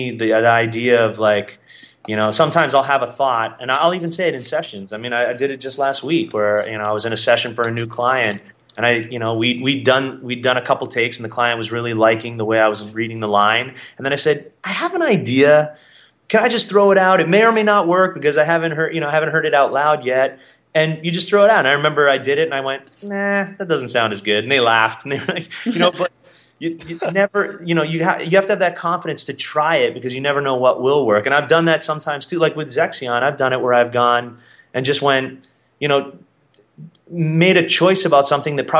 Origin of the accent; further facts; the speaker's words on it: Canada; In Canada, we call it black cherry.